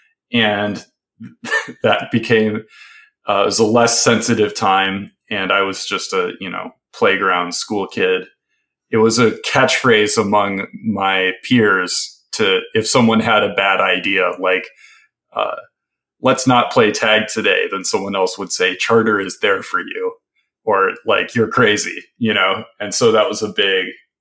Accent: the Midwest, Wisconsin, United States; Growing up in the Midwest

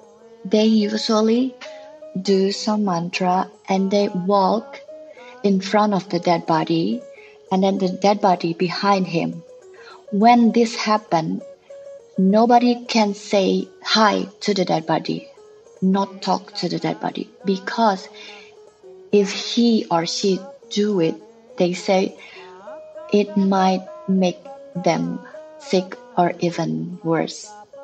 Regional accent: Bali, Indonesia; also born or lived in Lombok; I'm an artist from Bali. I was born outside of Bali, which is Lombok, and I grew in many places in Indonesia.

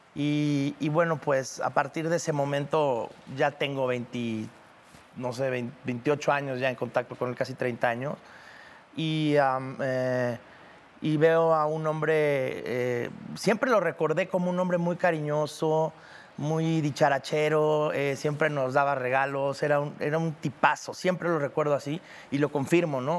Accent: Cancún, Quintana Roo, Mexico; Yo crecí en Cancún

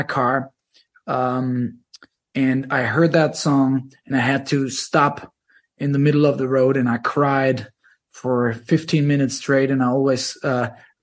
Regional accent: Germany; I was 17

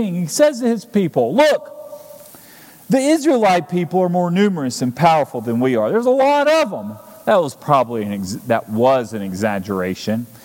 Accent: Alabama, United States; now in Kentucky, United States; Here in Kentucky, I grew up in Alabama

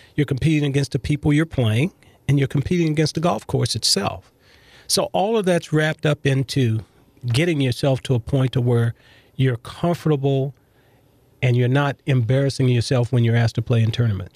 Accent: Los Angeles, California, United States; growing up in South Central Los Angeles

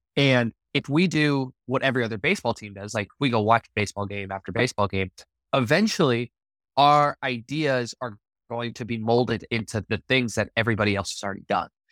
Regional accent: Littleton, Colorado, United States; moved away as an adult; also born or lived in Las Vegas; now in Savannah, United States; I grew up in Littleton, you know, all three of my, my schools, my elementary school, my middle school, and my high school were all on the same road

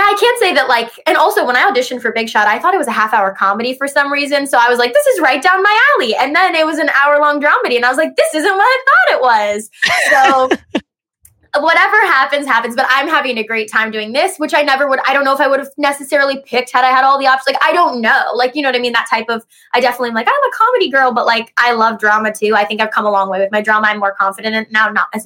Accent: Ohio, United States; also born or lived in Los Angeles; I'm from Ohio

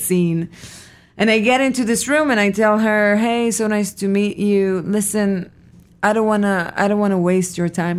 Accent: Petah Tikva, Central District, Israel; moved away as an adult; I was born in Israel, in a city called Petah Tikva

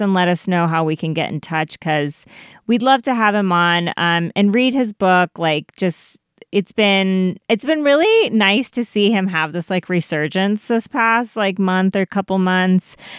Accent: Colorado, United States; growing up in Colorado

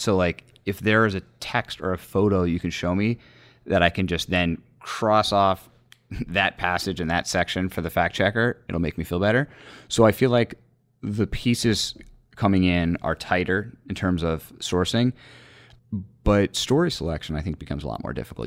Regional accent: Northern Virginia, United States; moved away as an adult; now in Washington, United States; I grew up in Northern Virginia

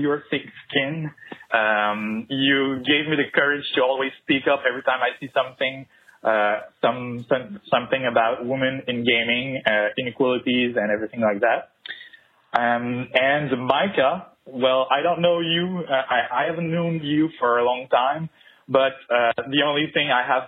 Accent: Quebec City, Quebec, Canada; first language French; English is a second language; I'm from Quebec City, so my native language is French

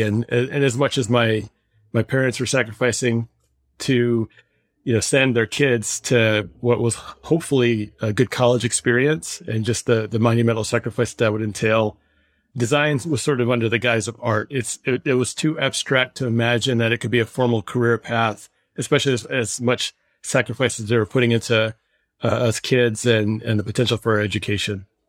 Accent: Michigan, United States; I was growing up in the heart of big auto.

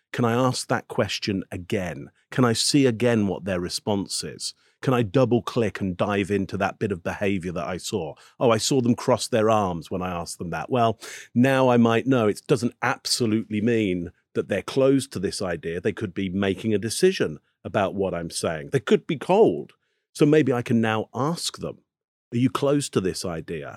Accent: England, United Kingdom; I'm from England, so I'm not American

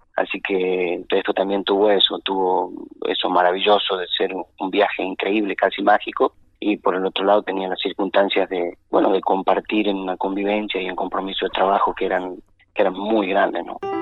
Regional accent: Chaco Salteño, Salta, Argentina; El chaco salteño, la familia

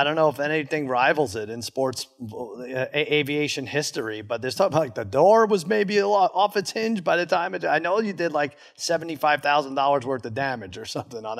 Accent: Long Island, New York, United States; I grew up in Long Island. I was a big Mets fan, 15 years old when you guys took home the title

